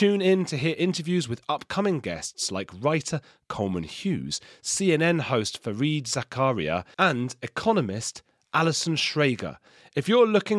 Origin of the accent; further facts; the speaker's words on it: London, United Kingdom; I'm from London